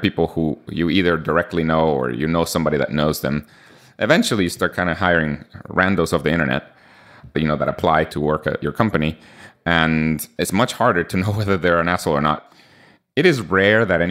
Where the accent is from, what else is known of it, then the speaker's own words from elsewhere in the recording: Guatemala; first language Spanish; English is a second language; I'm from Guatemala